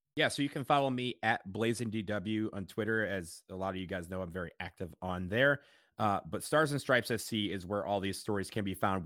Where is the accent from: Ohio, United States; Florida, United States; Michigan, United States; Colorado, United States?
Michigan, United States; Detroit; now in Columbus, United States; we drove to Detroit, and got to say hi to my hometown